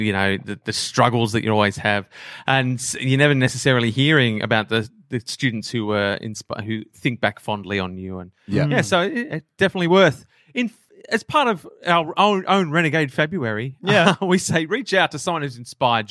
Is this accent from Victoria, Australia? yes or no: yes; Boronia, Victoria, Australia; I grew up in Boronia